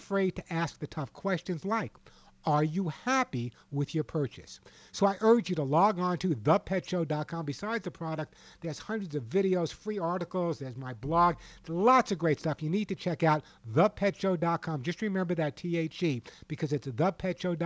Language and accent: English; New York City, New York, United States; moved away; also born or lived in Los Angeles / Sedona, Arizona; being an ex-New Yorker